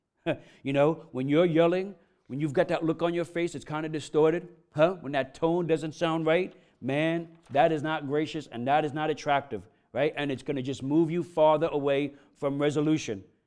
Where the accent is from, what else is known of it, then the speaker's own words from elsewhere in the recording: New York, United States; I'm from New York, I'm Italian